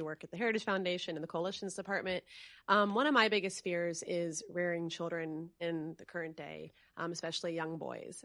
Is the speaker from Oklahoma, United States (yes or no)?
no; Connecticut, United States; I am a product of public school. Um, you know, I'm from Connecticut